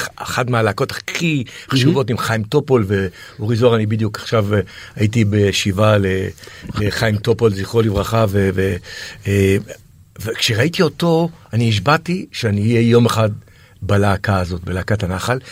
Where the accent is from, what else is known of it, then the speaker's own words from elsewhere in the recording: Israel; בתור ילד בקיבוץ